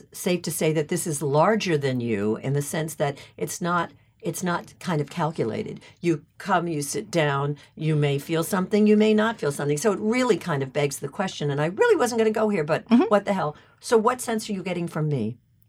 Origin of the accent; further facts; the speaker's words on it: New York, United States; I think of myself as being very much, you know, a New Yorker.